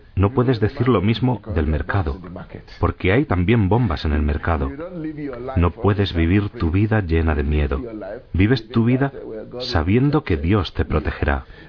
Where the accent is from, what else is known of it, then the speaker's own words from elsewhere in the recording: Southwest Nigeria, Nigeria; now in Abuja, Nigeria; En el suroeste, de donde soy yo, hay una mezcla, cristianos y musulmanes